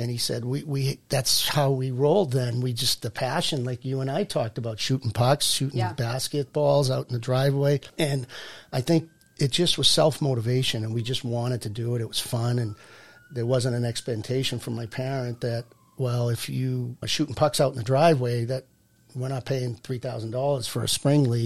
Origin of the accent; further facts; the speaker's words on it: Burlington, Massachusetts, United States; I'm from Burlington.